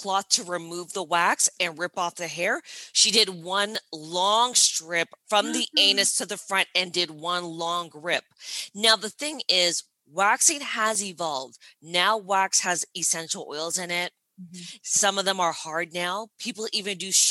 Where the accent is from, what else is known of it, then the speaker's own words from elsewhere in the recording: Toronto, Ontario, Canada; moved away as an adult; also born or lived in Brooklyn, New York; now in New York, United States; I'm based in Brooklyn, New York, but I'm originally from Toronto, Canada.